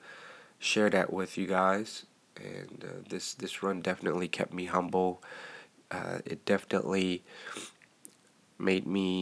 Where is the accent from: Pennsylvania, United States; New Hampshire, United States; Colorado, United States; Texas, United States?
Texas, United States; I'm a Texan